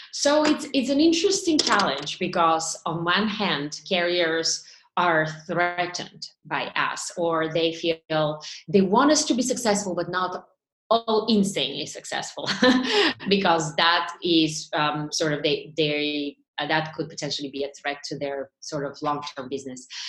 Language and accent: English; Bulgaria; moved away as an adult; now in Boston, United States; I grew up in Bulgaria, um, which was an ex-communist country.